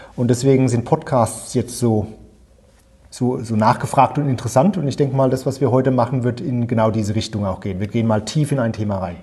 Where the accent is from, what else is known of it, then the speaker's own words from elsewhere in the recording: Germany; moved away as an adult; also born or lived in United States / United Kingdom; now in Channel Islands; Also ich war ungewöhnlicherweise so der eine Deutsche, der in der Leave-Kampagne dabei war